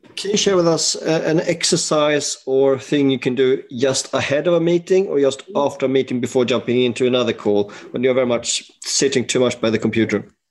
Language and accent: English; Sweden; now in United Kingdom; I'm from Sweden